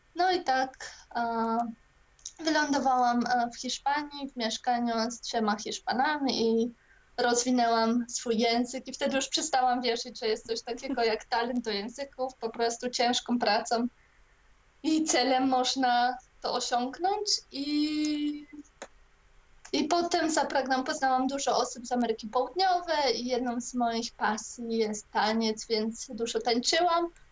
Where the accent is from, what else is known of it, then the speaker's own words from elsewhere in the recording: Poland; wyrosłam też częściowo w e, komunistycznej Polsce